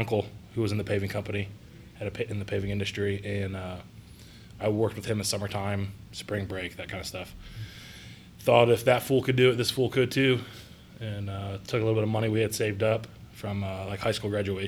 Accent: Perry, Ohio, United States; also born or lived in Columbus, Ohio; graduated high school, a little town called Perry, east of Cleveland

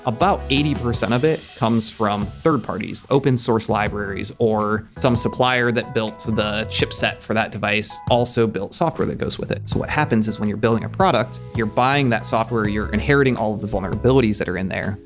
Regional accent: Maumee, Ohio, United States; moved away as an adult; now in Columbus, United States; I grew up in the Toledo area, a suburb called Maumee, and came down to Ohio State for school, then lived here ever since, so it's been about twenty years now

